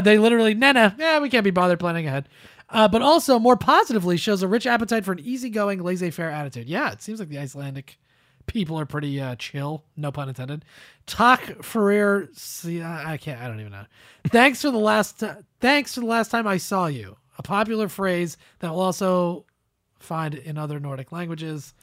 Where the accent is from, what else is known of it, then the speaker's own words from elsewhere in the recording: New Jersey, United States; me and Joey are both from New Jersey